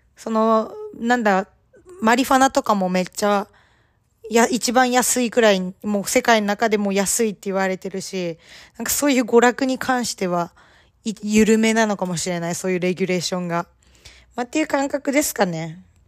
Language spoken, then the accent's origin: Japanese; Japan; now in Canada; 日本人で、まあ英語が第二言語の身